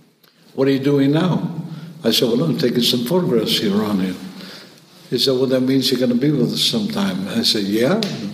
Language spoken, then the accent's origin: English; Cuba; also born or lived in New York, United States; I was born in New York. In one of those strange cases that you're not going to find too many of them in Havana. An American who has lived in Cuba almost all his life.